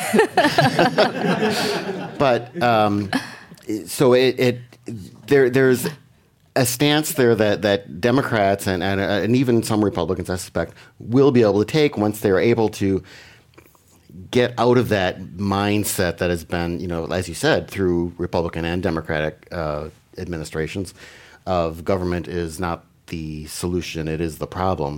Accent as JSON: {"language": "English", "town": "Green Bay", "region": "Wisconsin", "country": "United States", "tie": "born or raised there", "moved": "yes"}